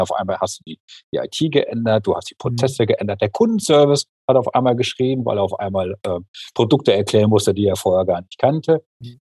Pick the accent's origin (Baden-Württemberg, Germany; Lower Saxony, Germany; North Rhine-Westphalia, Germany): North Rhine-Westphalia, Germany; Mülheim an der Ruhr; moved away as an adult; now in Freiburg, Germany; ich hab in Mühlheim an der Ruhr ähm, ja? ich die ganze Zeit gewohnt und bin mhm. jetzt quasi erst seit sechs Jahren hier nach Freiburg gezogen